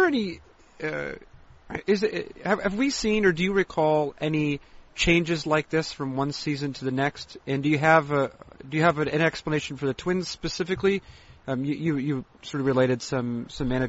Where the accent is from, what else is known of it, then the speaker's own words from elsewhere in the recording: Boston, Massachusetts, United States; moved away; also born or lived in Seattle / Montana; growing up in the Boston area